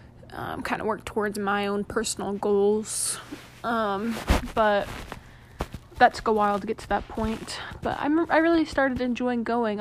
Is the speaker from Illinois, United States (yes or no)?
no; Bentonville, Arkansas, United States; also born or lived in Arizona; I am originally from Arkansas, around the Bentonville area, for those of you who know about Walmart. I was born in Arizona, but moved to Arkansas when I was 7 and lived there most of my life.